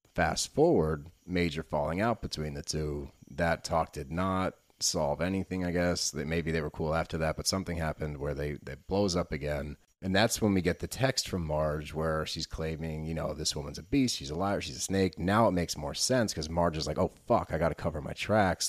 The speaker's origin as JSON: {"language": "English", "town": "Philadelphia", "region": "Pennsylvania", "country": "United States", "said": "we're from Philly, dude."}